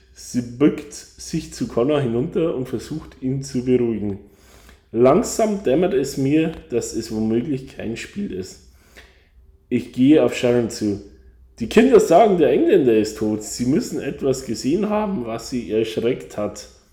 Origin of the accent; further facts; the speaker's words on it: Bavaria, Germany; now in Ireland; kommt genau wie ich aus Bayern